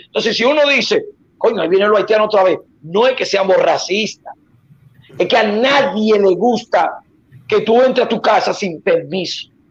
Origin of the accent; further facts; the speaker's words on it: Dominican Republic; now in Puerto Rico; Yo soy dominico boricua. Todo el mundo lo sabe que yo soy dominicano por parte de mi mamá